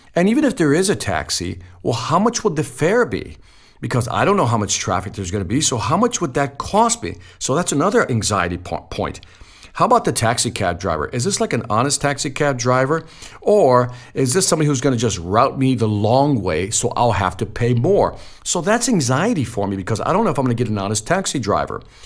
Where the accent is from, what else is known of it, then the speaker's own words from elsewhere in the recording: Chicago, Illinois, United States; You know, I'm from Chicago. I'm from the inner city.